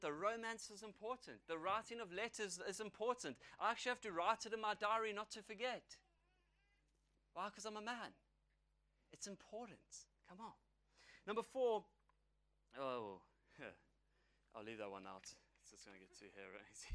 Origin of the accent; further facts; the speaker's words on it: South Africa; an Irish young man from South Africa.